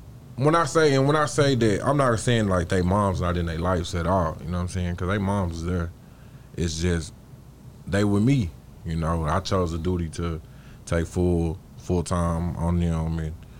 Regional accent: Dallas, Texas, United States; also born or lived in Arlington, Texas; I grew up right here on John West in R. Reese Apartments

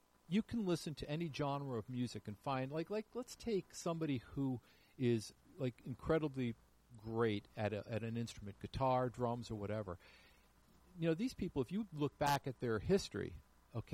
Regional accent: Hudson, New York, United States; also born or lived in Herkimer, New York; I grew up in Hudson, New York, which is an old whaling port.

